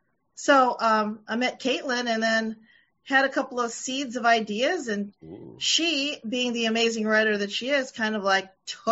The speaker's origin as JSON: {"language": "English", "town": "Springfield", "region": "Illinois", "country": "United States", "tie": "born or raised there", "said": "I'm from Springfield, the capital, and my parents are both from the Philippines. Okay. So I grew up there, very, very non-diverse area of the country."}